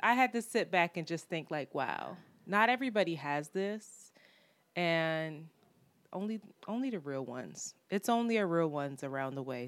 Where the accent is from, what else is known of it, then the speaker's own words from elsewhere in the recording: Philadelphia, Pennsylvania, United States; I am from Philadelphia